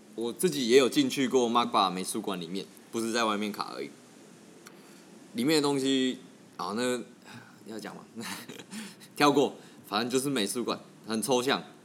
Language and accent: Chinese; Tainan, Taiwan; 我是来自台南